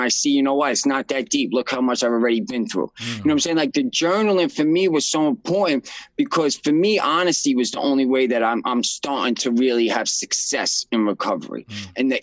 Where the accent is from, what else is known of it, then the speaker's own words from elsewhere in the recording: New York City, New York, United States; I'm from Brooklyn, New York